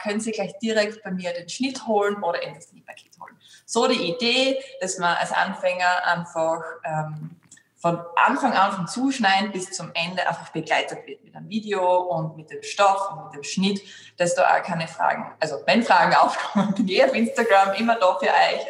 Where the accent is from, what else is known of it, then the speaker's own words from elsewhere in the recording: Graz, Styria, Austria; die … und ich komme aus Graz und sitze da auch in meinem Atelier in Graz